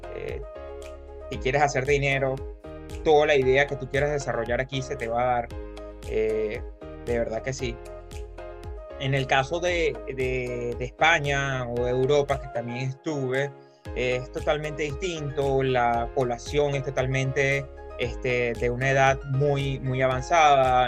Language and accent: Spanish; Venezuela; moved away as an adult; now in United States; Yo vengo de Venezuela